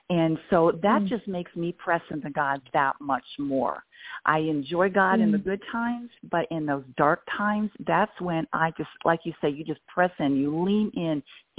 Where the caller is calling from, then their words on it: Franklin, Tennessee, United States; I'm in Nashville, Tennessee area, just south in a little town called Franklin.